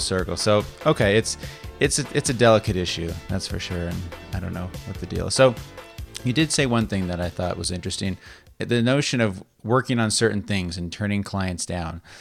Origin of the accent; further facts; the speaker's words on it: Las Vegas, Nevada, United States; moved away as an adult; also born or lived in San Diego / Reno; now in Sacramento, United States; I was born and raised in Las Vegas as well. And I left when I, um, graduated high school.